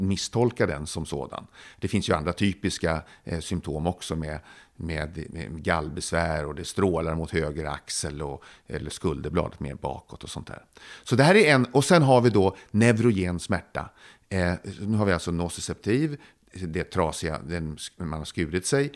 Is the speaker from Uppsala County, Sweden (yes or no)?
no; Södertälje, Stockholm County, Sweden; hemma i Södertälje. Jag var sex år gammal